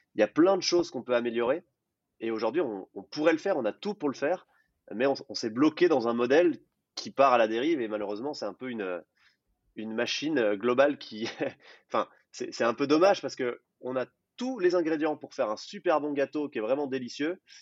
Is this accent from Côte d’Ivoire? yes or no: no; Jura, Bourgogne-Franche-Comté, France; j'ai grandi dans un petit village de 200 habitants dans le Jura